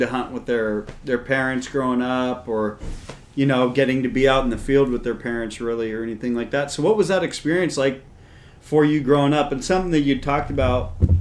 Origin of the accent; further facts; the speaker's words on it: Marin County, California, United States; growing up in Marin County